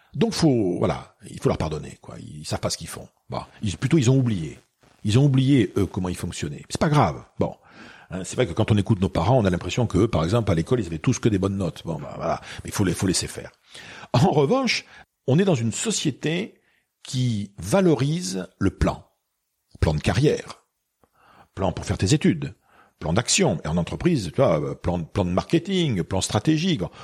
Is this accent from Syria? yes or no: no; Bordeaux, Nouvelle-Aquitaine, France; also born or lived in Bayonne; moi, je suis bordelais. Hein, je suis né à Bordeaux